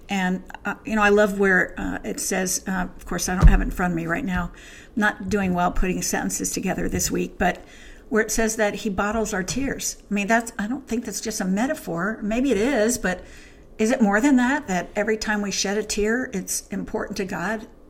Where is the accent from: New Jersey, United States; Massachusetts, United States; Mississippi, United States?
New Jersey, United States; I'm from New Jersey